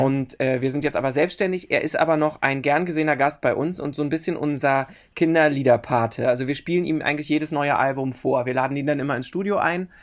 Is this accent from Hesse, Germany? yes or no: no; Berlin, Germany; in Berlin-Köpenick bin ich aufgewachsen